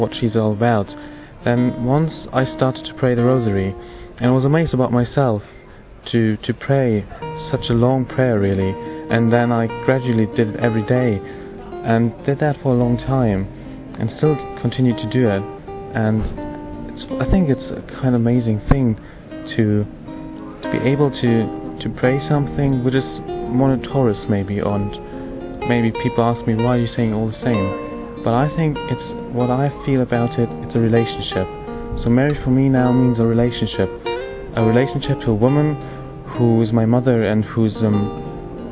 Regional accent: Germany; I'm from Germany

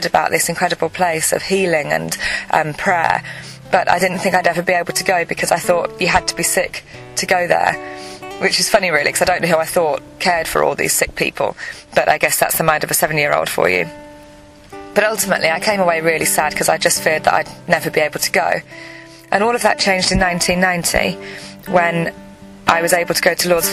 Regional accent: England, United Kingdom; I'm 36 years old and I'm from England.

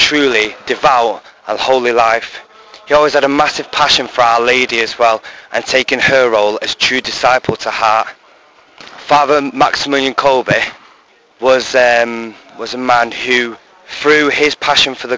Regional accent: Diocese of Salford, North West England, United Kingdom; moved away as an adult; now in Valladolid, Spain; I'm from the Diocese of Salford, a seminary in training in Valladolid in Spain.

